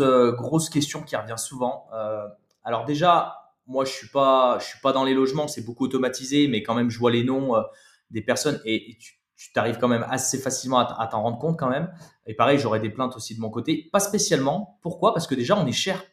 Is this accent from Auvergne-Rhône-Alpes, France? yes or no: yes; Saint-Étienne, Auvergne-Rhône-Alpes, France; on est de Saint-Etienne